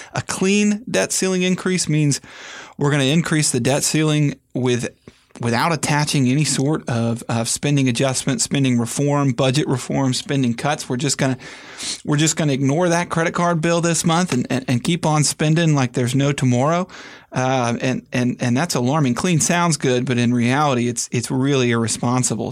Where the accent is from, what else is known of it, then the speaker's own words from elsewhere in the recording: United States; as an American